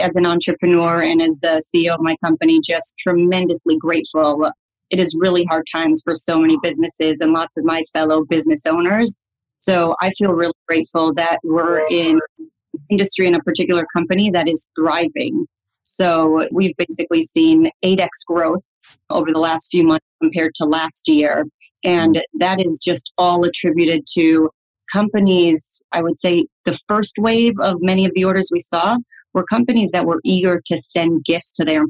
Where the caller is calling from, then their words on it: Chicago, Illinois, United States; Yeah, so I'm calling you from Chicago, Illinois.